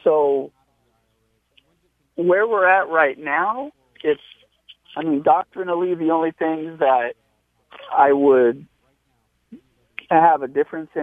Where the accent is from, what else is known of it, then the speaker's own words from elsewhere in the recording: Upland, California, United States; now in Redlands, United States; I'm from Upland, so it's a little more west from Redlands. But, yeah, same area